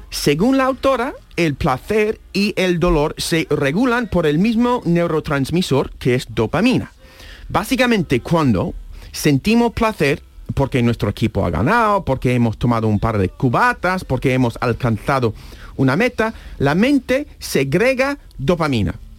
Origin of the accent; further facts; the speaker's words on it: United States; Spanish is a second language; now in Spain; yo soy de Estados Unidos